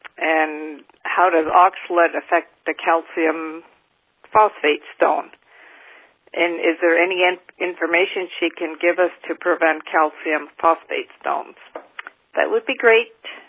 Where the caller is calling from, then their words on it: Mississauga, Ontario, Canada; I'm calling from Mississauga, Ontario, Canada.